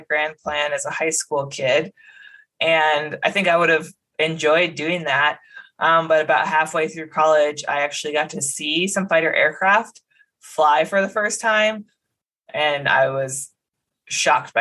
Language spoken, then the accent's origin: English; Medford, Wisconsin, United States; moved away; I'm from Medford, Wisconsin. It's a pretty small town, north central part of the state, about 4,000 people, no military bases nearby. So I really grew up with no exposure to the military at all